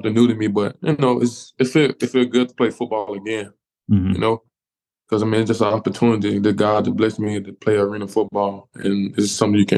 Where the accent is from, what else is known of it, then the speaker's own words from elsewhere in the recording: Birmingham, Alabama, United States; moved away as an adult; also born or lived in Dodge City, Kansas / Jonesboro, Arkansas / Clarksville, Tennessee / Charlotte, North Carolina; I'm originally from Birmingham, Alabama.